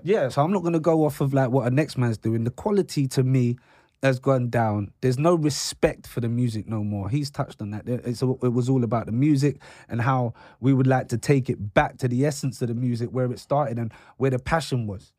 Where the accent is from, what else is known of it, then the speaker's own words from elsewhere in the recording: London, United Kingdom; I grew up in London.